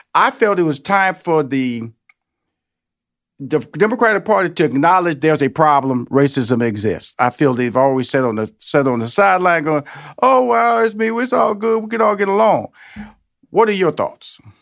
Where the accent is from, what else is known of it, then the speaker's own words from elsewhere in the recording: Houston, Texas, United States; now in Georgia, United States; I'm born and raised in Houston, Texas